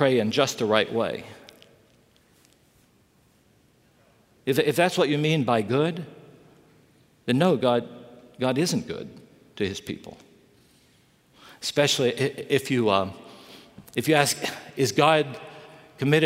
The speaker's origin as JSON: {"language": "English", "region": "West Virginia", "country": "United States", "tie": "born or raised there", "also_born_or_lived": "Chicago", "moved": "yes", "lives_now": "Southern California, United States", "said": "I grew up in West Virginia"}